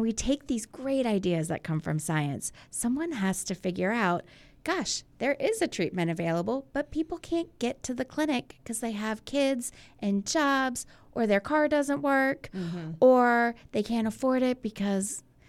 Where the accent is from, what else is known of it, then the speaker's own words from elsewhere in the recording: Virginia Beach, Virginia, United States; moved away as an adult; I'm from Virginia Beach. I grew up here.